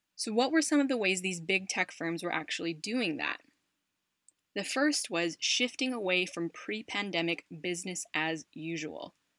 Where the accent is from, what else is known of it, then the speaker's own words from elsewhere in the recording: United States; a tech company based out of the US, my home country